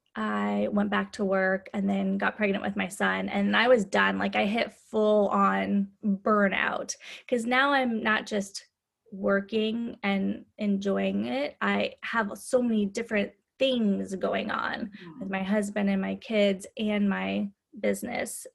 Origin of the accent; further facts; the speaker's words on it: Midwest, United States; moved away as an adult; also born or lived in California; I grew up in the Midwest. When I was 20, I moved to California